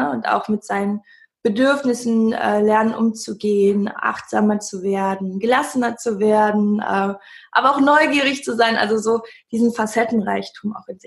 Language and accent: German; Cologne, North Rhine-Westphalia, Germany; ich komme aus Köln.